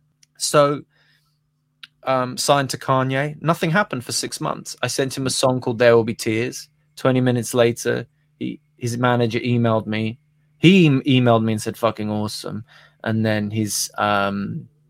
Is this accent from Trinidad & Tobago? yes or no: no; Birmingham, West Midlands, United Kingdom; also born or lived in Los Angeles; now in London, United Kingdom; I'm a boy from Birmingham